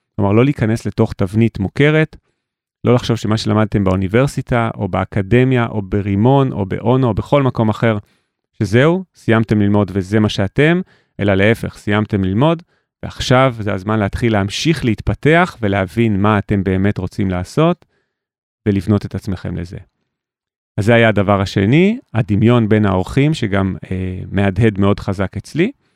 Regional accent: Jerusalem, Jerusalem District, Israel; וגדלתי בשכונת רמות בירושלים

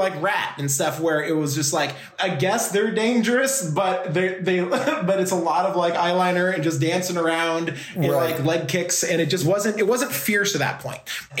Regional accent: Seattle, Washington, United States; Like, I'm from Seattle

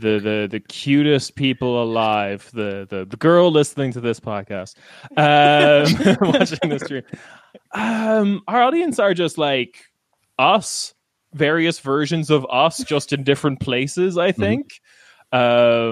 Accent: Ireland; accent: Irish; moved away as an adult; also born or lived in Scotland; now in Berlin, Germany; I'm from Ireland.

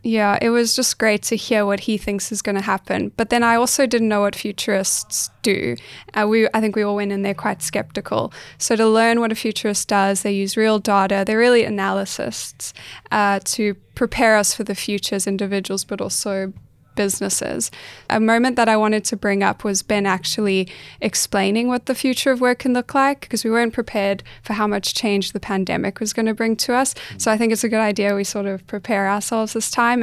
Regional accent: South Africa; now in Australia; I'm South African.

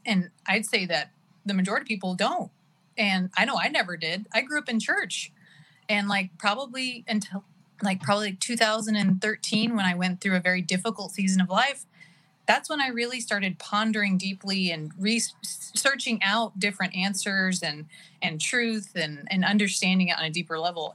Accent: Oklahoma, United States; now in California, United States; born and raised in Oklahoma

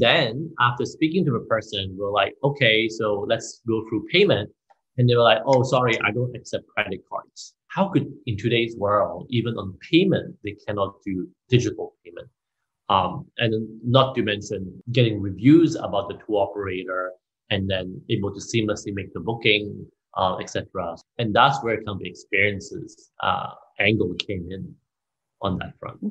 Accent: Mauritius; as a minority growing up in Mauritius

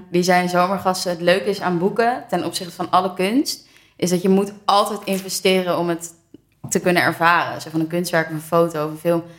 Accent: Amsterdam, North Holland, Netherlands; Ik ook OVG, jij?

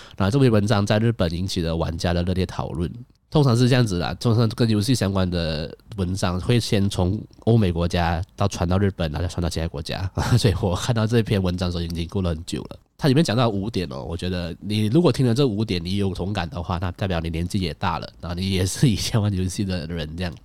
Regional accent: Malaysia; 我是马来西亚人

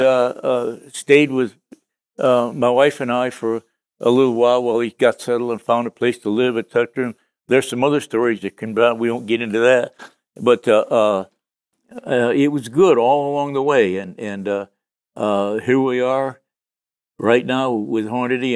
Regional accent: Connecticut, United States; I grew up in Connecticut

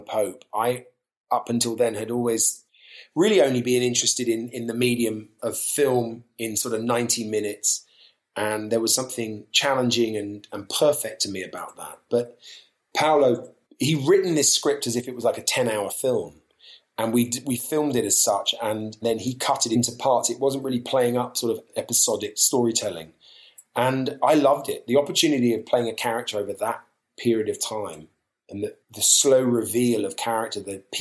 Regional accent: London, United Kingdom; We grew up in Southeast London

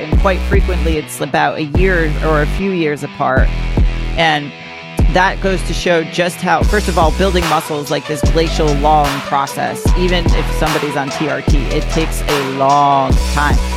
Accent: Greenwich, Connecticut, United States; I grew up in Greenwich, Connecticut

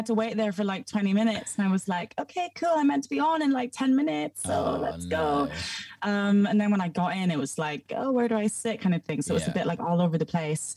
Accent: Scotland, United Kingdom; accent: Scottish; also born or lived in Houston, Texas, United States; now in London, United Kingdom; Born in America, moved to Scotland, and now I'm in London.

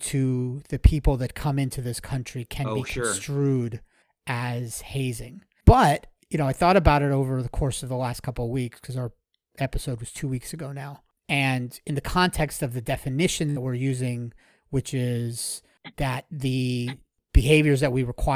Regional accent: South Florida, United States; I grew up down here in South Florida, and I've been a Hurricanes fan my whole life

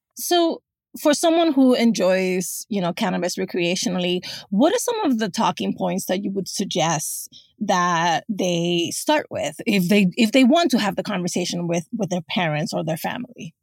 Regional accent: New York City, New York, United States; grew up in the South Bronx in the eighties and nineties

